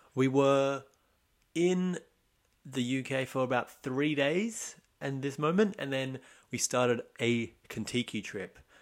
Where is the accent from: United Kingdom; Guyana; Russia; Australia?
Australia; Sydney, New South Wales; I'm from Australia, Sydney